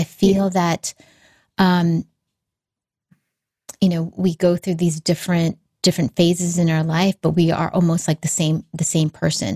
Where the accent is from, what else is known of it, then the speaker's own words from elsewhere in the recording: Hawaii, United States; also born or lived in Australia; I grew up in Hawaii, but at that time, I think I was in Australia. We were in Australia for a couple of years